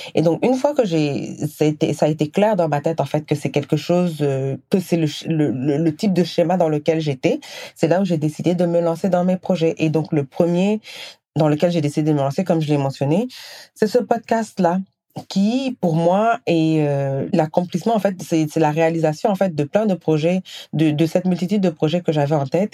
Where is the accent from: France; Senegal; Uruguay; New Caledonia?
Senegal; moved away as an adult; also born or lived in Guinea; now in Canada; je, suis née, j'ai grandi au Sénégal, j'ai vécu quelques années en Guinée, et euh, ensuite j'ai déménagé au Canada